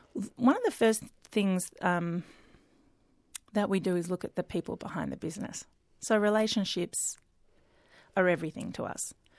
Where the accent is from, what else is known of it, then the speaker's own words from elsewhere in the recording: Melbourne, Victoria, Australia; grew up, born and bred in Melbourne